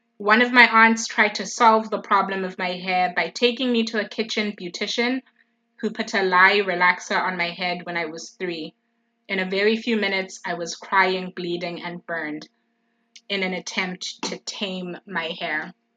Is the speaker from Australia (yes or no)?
no; Eswatini; now in Oxford, United Kingdom; I was born and raised in the Kingdom of Eswatini